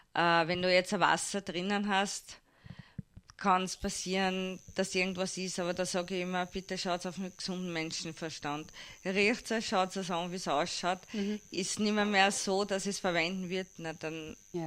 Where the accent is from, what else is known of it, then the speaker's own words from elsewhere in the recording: Hirm, Burgenland, Austria; also born or lived in Vienna; now in Mattersburg, Austria; geboren in Wien, aufgewachsen in Hirn